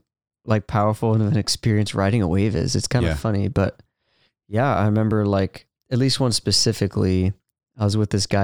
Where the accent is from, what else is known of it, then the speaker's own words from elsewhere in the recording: Ventura, California, United States; Yeah, I'm from Ventura, California.